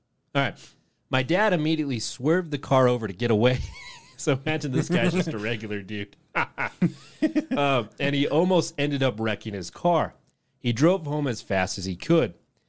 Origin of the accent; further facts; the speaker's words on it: England, United Kingdom; I grew up in England, in a place that's about as rural as it gets there.